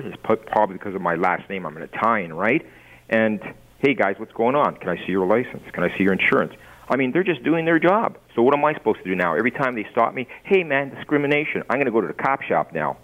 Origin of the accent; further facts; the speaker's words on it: Toronto, Ontario, Canada; now in Fort Erie, Canada; I was raised in Toronto